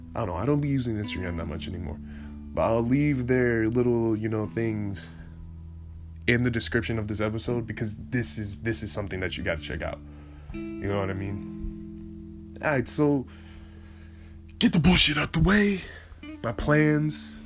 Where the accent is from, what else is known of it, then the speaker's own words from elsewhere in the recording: California, United States; I am from California